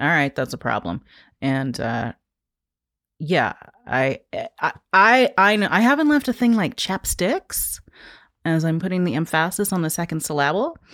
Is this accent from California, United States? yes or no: no; New York, United States; moved away as an adult; now in Baltimore, United States; I grew up in the Chelsea Hotel